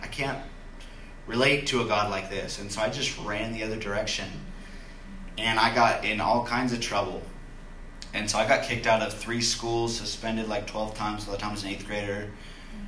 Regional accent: Loomis, California, United States; I grew up in Loomis. It's kind of in the foothills of Sacramento

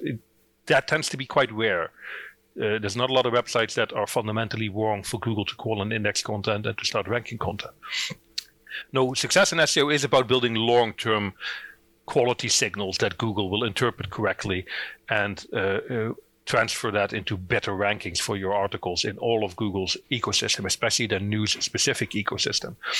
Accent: Netherlands; accent: Dutch; moved away as an adult; now in Northern Ireland, United Kingdom; I'm originally from the Netherlands. That's where the accent's from. I moved to Northern Ireland in 2009

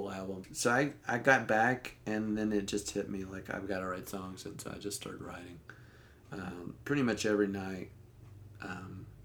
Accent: the South, United States; growing up in the South

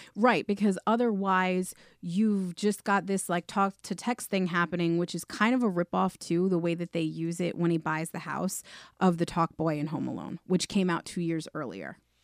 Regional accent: New York, United States; We're from New York

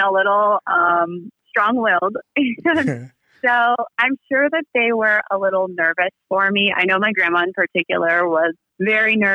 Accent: Des Moines, Iowa, United States; moved away as an adult; I am from Des Moines, Iowa, and I was born and raised there. I was there until about 22

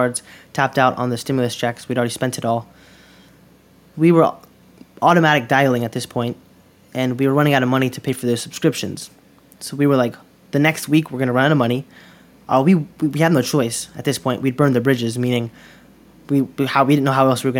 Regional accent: Durham, North Carolina, United States; also born or lived in Queens, New York; I grew up here in Durham, North Carolina, originally born in Queens, New York

